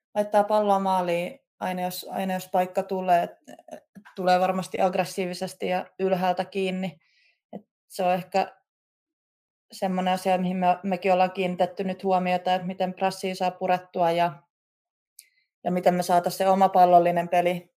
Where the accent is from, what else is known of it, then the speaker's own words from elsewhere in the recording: Klaukkala, Uusimaa, Finland; kotikulmilla Klaukkalassa, missä mä oon itse kasvanut ja käynyt koulun